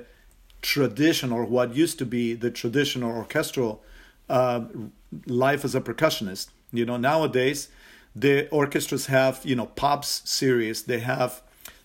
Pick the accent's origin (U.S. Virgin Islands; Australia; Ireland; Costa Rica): Costa Rica; growing up in Costa Rica, the Latin rhythms are pervasive